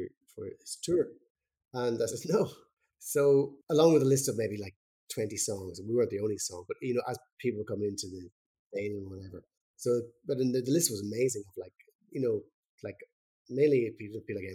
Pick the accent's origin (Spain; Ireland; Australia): Ireland; us being Irish